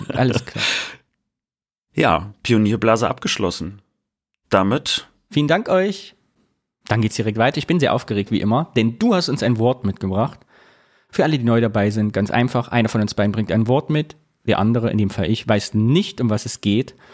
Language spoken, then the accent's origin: German; East Germany, Germany; moved away; Da wir geflohen sind aus dem Osten, ist das unser stiller ostdeutscher Gegenprotest, uns nicht tätowieren zu lassen.